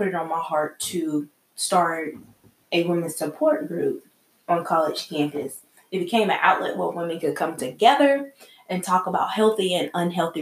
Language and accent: English; South Carolina, United States; I'm from South Carolina